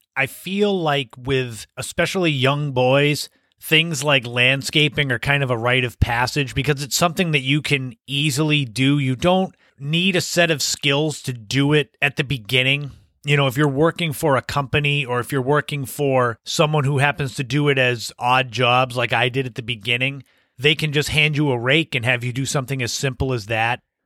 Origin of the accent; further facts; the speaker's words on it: Cape Cod, Massachusetts, United States; also born or lived in Las Vegas; I had come back to Cape Cod from Las Vegas